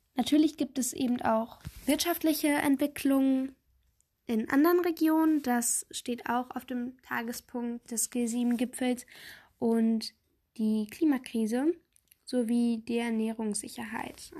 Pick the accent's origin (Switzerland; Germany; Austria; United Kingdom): Germany; bei uns in Deutschland